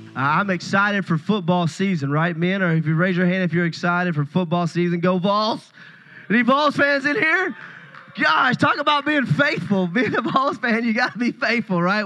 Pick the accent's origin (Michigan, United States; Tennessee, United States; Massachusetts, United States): Tennessee, United States; Puryear; I'm a country boy. I, I grew up in Puryear, Tennessee